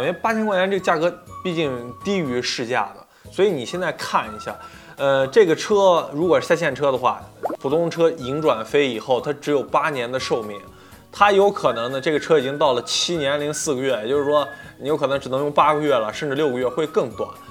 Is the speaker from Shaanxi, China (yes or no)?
no; Nanjing, Jiangsu, China; 我是南京人，在水利局里面呢，是一个普通的职员